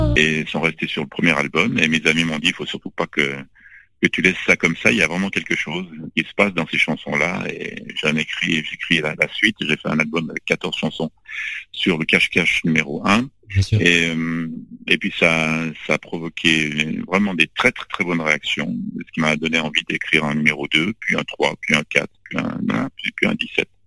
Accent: Lausanne, Vaud, Switzerland; J'ai grandi à Lausanne, en Suisse

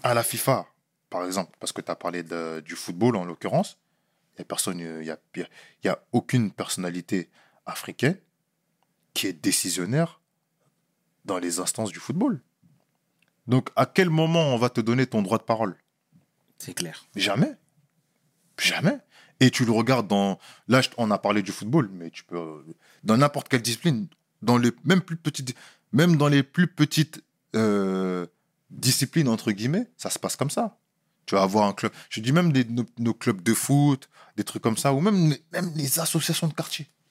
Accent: France; moved away; je suis né en France. J'ai grandi en France

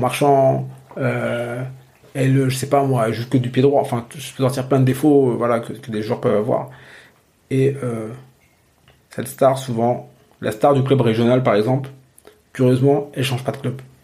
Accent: Normandy, France; j'ai grandi en Normandie

